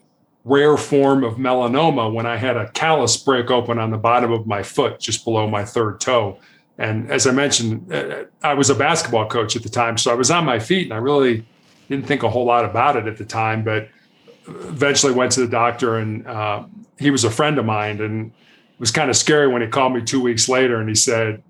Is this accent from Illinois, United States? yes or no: yes; Chicago, Illinois, United States; also born or lived in South Carolina; I was born and raised in Chicago